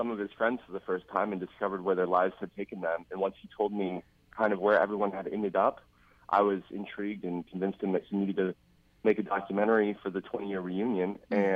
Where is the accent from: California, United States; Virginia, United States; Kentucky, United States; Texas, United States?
California, United States; Northern; also born or lived in Los Angeles, California; I was born in Northern California